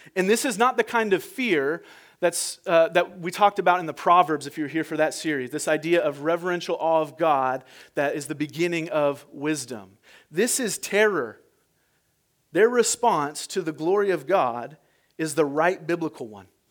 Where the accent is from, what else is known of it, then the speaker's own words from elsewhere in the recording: United States; I'm American